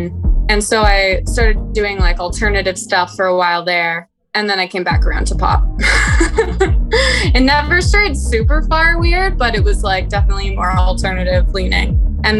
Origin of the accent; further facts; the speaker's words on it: Toronto, Ontario, Canada; I'm from Toronto